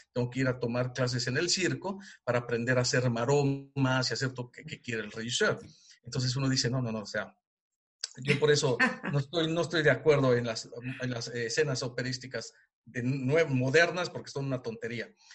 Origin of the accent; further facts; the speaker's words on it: Mexico; moved away as an adult; now in Germany; yo como mexicano, fuera de mi país